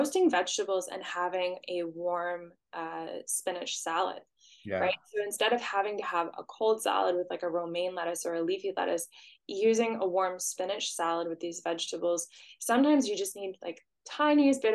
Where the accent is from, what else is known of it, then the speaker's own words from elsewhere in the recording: Canada; we're Canadian